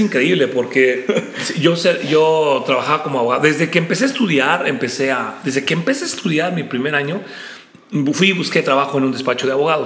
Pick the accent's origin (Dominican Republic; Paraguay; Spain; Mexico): Mexico; State of Mexico; nací en la Ciudad de México y mis padres fueron a vivir muy pronto a, la parte del Estado de México. La Ciudad de México está junta con el Estado de México. Y yo realmente desarrollé toda mi infancia, toda mi juventud en el Estado de México